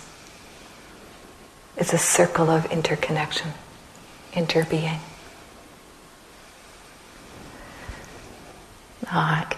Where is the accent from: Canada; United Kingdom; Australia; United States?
Canada; Red River Settlement area, Manitoba; now in Saskatchewan, Canada; I am Métis from Canada, from Red River Settlement area